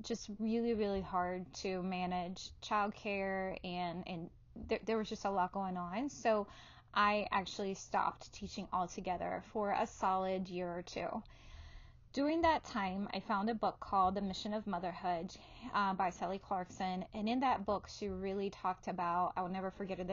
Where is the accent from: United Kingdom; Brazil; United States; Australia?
Brazil; moved away; I was born in Brazil, and both my parents worked outside the home